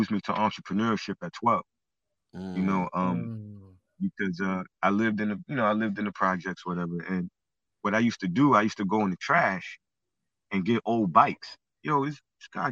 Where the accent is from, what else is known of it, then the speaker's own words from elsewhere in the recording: New York City, New York, United States; I'm originally from Brooklyn, born and raised